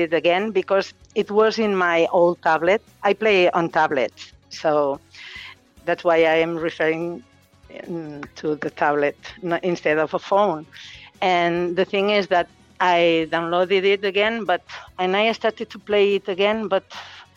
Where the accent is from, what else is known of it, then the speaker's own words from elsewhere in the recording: Catalonia, Spain; first language Catalan; English is a second language; in Catalonia, my region, we speak Spanish and Catalan, and my mother tongue is Catalan.